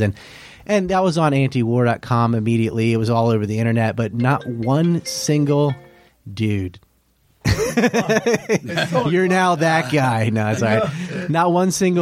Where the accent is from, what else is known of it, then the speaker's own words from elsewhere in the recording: Hatteras Island, North Carolina, United States; I'm from Hatteras Island